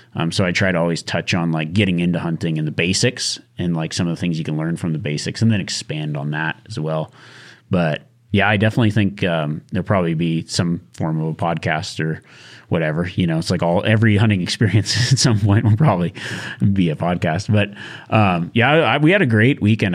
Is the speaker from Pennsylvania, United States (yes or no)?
no; Nevada, United States; growing up in Nevada